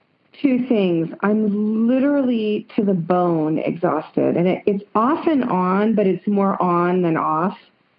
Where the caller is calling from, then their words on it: Santa Cruz, California, United States; I'm calling from Santa Cruz, California.